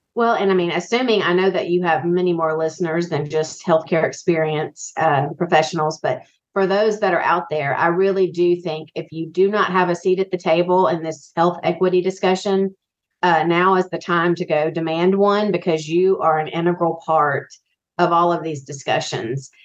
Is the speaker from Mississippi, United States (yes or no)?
yes; Biloxi, Mississippi, United States; I grew up in Biloxi, Mississippi